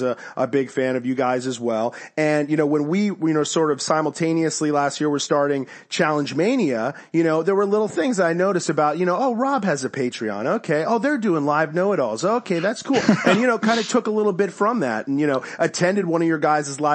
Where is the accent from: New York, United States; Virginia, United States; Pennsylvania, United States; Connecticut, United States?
Connecticut, United States; I grew up in Connecticut